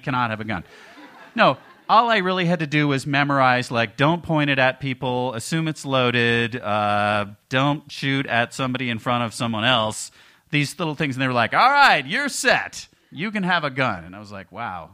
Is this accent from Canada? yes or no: yes; Canada; moved away; being Canadian